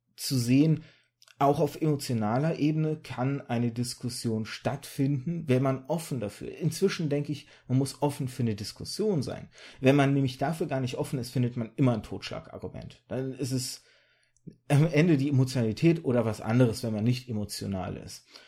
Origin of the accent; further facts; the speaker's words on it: Germany; also born or lived in birth town in Kazakhstan or Russia; ich war ein Jahr alt, als wir rübergezogen sind